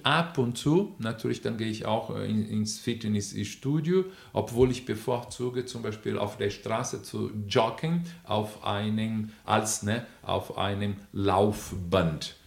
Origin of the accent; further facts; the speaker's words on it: Brazil; accent: Brazilian; German is a second language; moved away; ich bin Brasilianer, man merkt sofort meinen Akzent